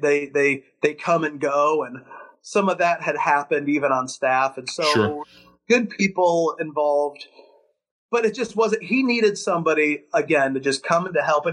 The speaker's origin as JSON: {"language": "English", "town": "Chicago", "region": "Illinois", "country": "United States", "tie": "born or raised there", "said": "Born and raised in Chicago"}